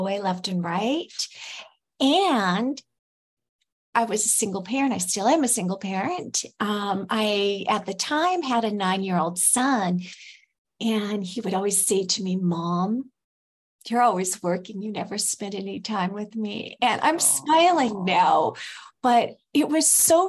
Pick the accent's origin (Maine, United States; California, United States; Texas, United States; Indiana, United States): California, United States; moved away as an adult; now in Mexico; I'm from California.